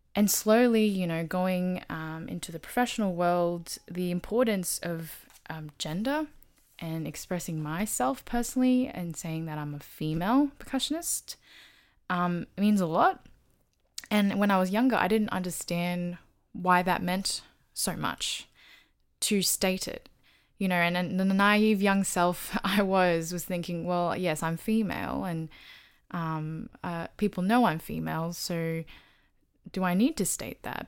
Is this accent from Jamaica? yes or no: no; Australia; I'm Australian born, Taiwanese, Chinese